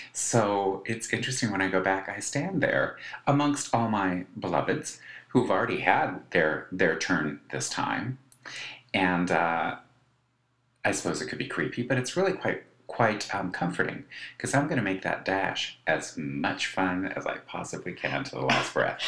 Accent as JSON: {"language": "English", "region": "Colorado", "country": "United States", "tie": "born or raised there", "said": "my growing up in Colorado"}